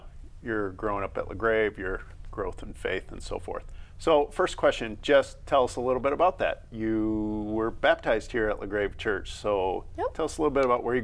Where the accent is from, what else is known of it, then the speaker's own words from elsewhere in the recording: Byron Center, Michigan, United States; I grew up in the Byron Center bubble